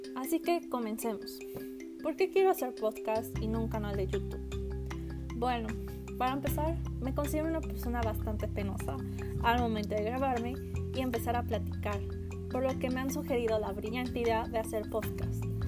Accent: central Mexico, Mexico; soy de México, eh, del centro de México

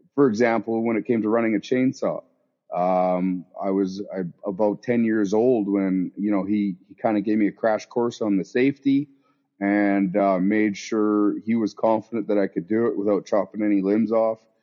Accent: southern Okanagan, British Columbia, Canada; I grew up down in the Okanagan, southern Okanagan, down in southern BC here

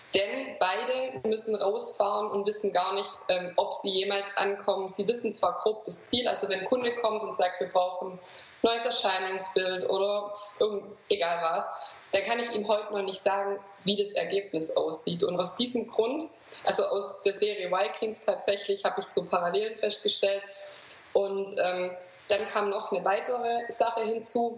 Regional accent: Swabia, Baden-Württemberg, Germany; accent: Swabian; ich bin aus dem Schwabenland, das wird man auch hören

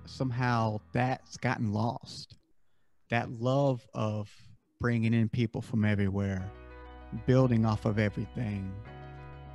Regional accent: the South, United States; I live in the South. I grew up in the South.

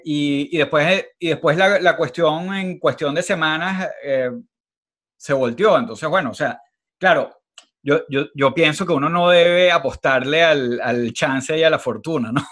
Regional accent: Venezuela; somos venezolanos

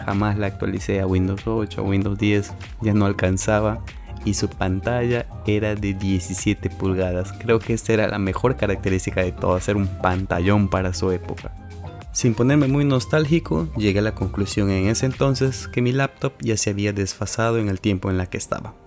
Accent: Peru; terminar la carrera en mi país, Perú

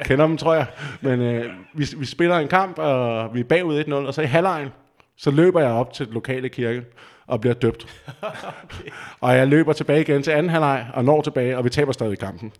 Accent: just outside Copenhagen, Capital Region of Denmark, Denmark; moved away as an adult; also born or lived in Vejle / Roskilde; now in Aarhus, Denmark; jeg kommer lige uden for København af, og er opvokset

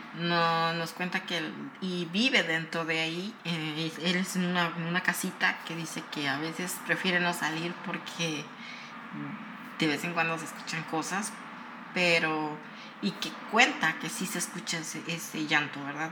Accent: Morelos, Mexico; soy de Morelos, soy de, am, de un lugar donde, este, está cerca de Huautla

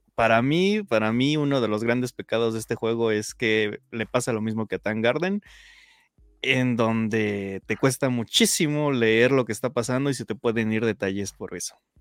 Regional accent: Mexico; como buen mexicano

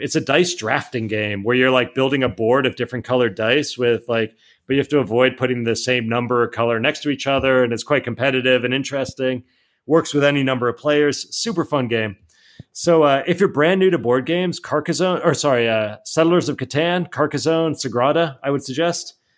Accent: Miami, Florida, United States; moved away as an adult; also born or lived in Atlanta / San Francisco; now in Spain; I grew up in Miami

